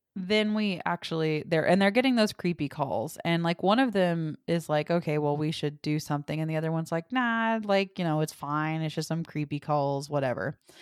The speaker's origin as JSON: {"language": "English", "region": "the South", "country": "United States", "said": "I'm from the South too"}